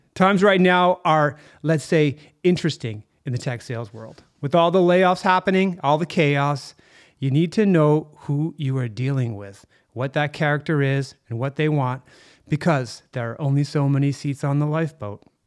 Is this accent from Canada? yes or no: yes; Canada; We're Canadian